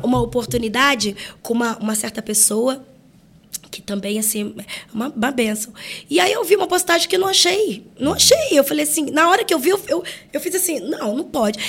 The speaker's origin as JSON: {"language": "Portuguese", "region": "Rio de Janeiro", "country": "Brazil", "said": "eu sou carioca"}